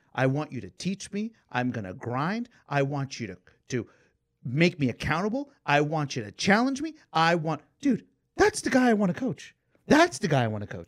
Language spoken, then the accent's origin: English; Atlanta, Georgia, United States; I grew up in Atlanta